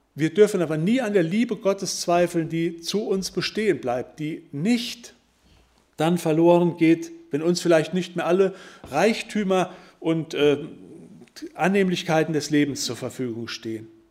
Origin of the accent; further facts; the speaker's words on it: Wittgenstein, North Rhine-Westphalia, Germany; Ich komme nun mal aus Wittgenstein